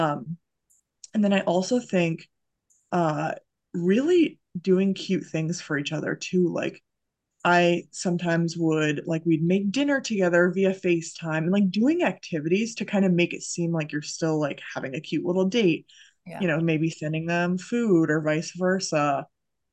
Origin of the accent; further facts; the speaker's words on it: Massachusetts, United States; moved away as an adult; also born or lived in Idaho; I'm from Massachusetts